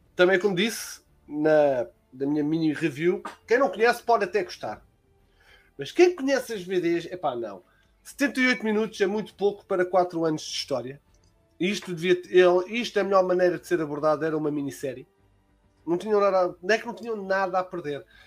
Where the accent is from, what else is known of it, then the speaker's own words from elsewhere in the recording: Lisbon, Portugal; Eu sou de Lisboa